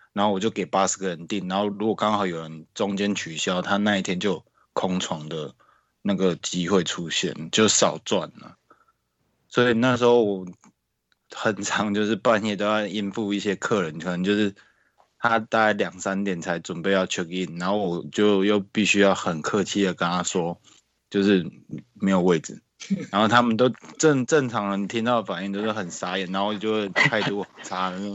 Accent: Taiwan; 我来自台湾

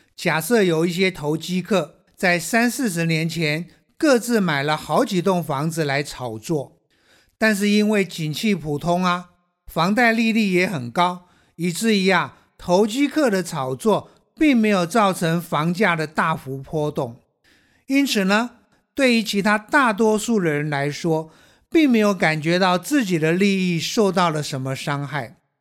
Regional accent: Taiwan; 我们台湾人

